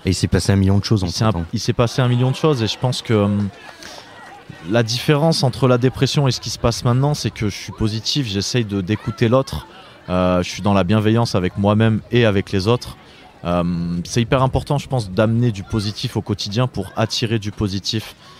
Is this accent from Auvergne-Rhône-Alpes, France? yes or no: yes; Étoile-sur-Rhône, Auvergne-Rhône-Alpes, France; also born or lived in Lyon / Brittany; je suis euh, breton d'origine, né à Lyon, euh, ayant fait toute mon enfance dans la Drôme, dans un petit village qui s'appelle Étoile-sur-Rhône